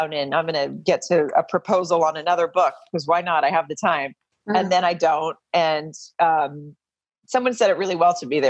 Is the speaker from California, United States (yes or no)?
no; Farmington, Arkansas, United States; moved away as an adult; now in Los Angeles, United States; I grew up in a really small town called Farmington in Arkansas